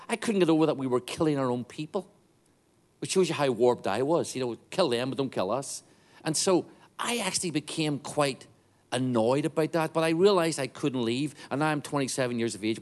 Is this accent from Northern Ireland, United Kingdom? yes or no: yes; Northern Ireland, United Kingdom; I grew up in Northern Ireland.